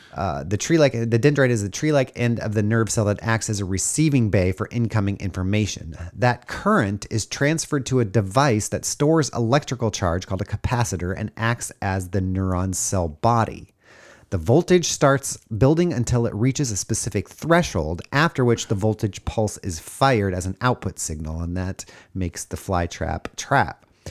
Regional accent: Los Angeles, California, United States; growing up in Los Angeles

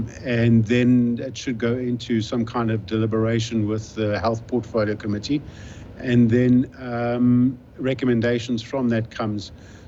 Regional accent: South Africa; I'm from South Africa

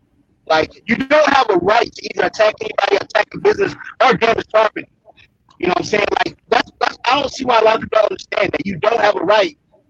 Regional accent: the South, United States; I'm from the South

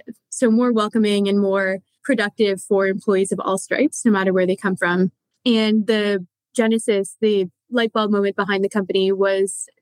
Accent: Canada; now in New York, United States; I'm Canadian by origin, but I live in New York now

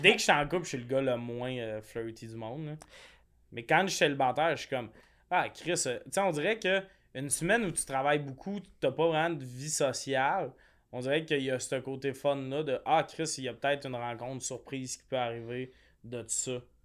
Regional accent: Quebec, Canada; now in Montreal, Canada; moi, genre, je viens du Lac-Saint-Jean

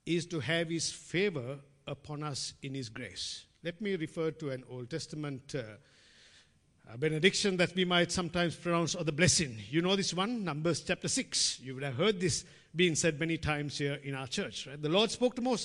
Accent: Sri Lanka; moved away; growing up in Sri Lanka

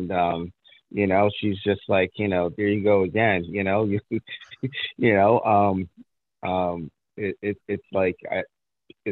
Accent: New York City, New York, United States; also born or lived in Long Island, New York; I was born in Brooklyn, you know, and that's always going to be in my DNA. We moved to Long Island, New York, at the age of 10 or 11.

